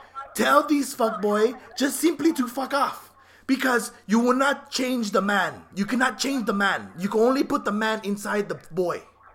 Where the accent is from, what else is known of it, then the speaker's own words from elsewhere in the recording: New Jersey, United States; Okay, I'm from New Jersey, okay?